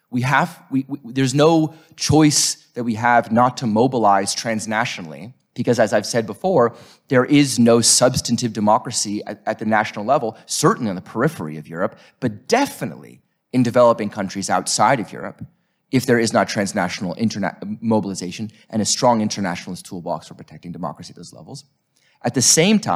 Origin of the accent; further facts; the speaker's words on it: United States; I'm from United States of America